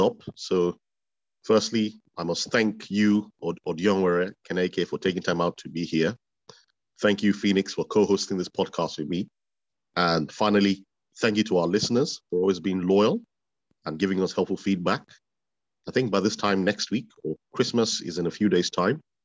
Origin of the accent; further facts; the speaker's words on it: Benin City, Edo, Nigeria; I'm actually from Edo South, from Benin City to be precise